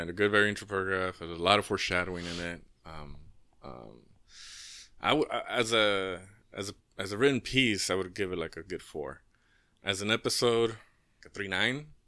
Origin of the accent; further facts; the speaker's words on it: Inglewood, California, United States; I grew up in Inglewood